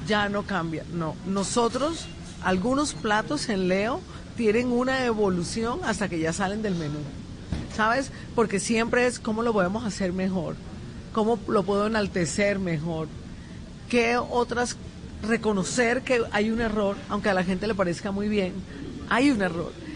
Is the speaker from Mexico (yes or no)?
no; Colombian Caribbean coast, Caribbean Region, Colombia; yo soy más beisbolera como buena costeña.